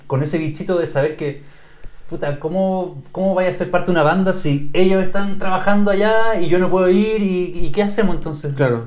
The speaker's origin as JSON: {"language": "Spanish", "country": "Chile", "said": "como chileno"}